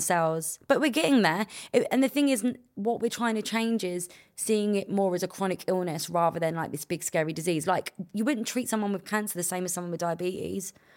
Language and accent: English; London, United Kingdom; I got to grow up in a place where, like, we all hung around on the estates